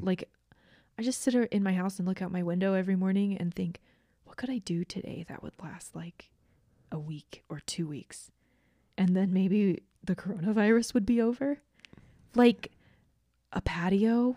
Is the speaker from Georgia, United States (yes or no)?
yes; Georgia, United States; I grew up in Georgia